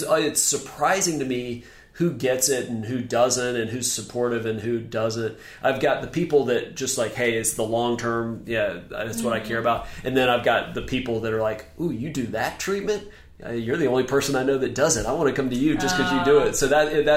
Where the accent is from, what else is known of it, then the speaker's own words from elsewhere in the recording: Memphis, Tennessee, United States; now in Charleston, United States; I'm from Memphis